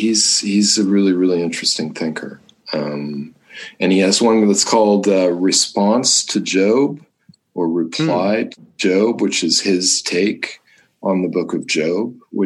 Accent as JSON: {"language": "English", "region": "Southern California", "country": "United States", "tie": "born or raised there", "said": "I grew up in Southern California and New Agey world"}